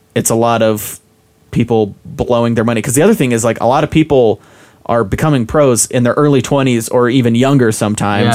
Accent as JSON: {"language": "English", "region": "Utah", "country": "United States", "tie": "born or raised there", "said": "I grew up in Utah"}